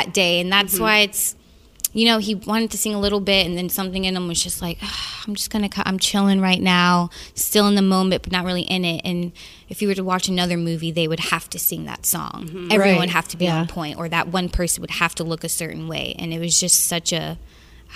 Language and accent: English; the South, United States; I'm from the South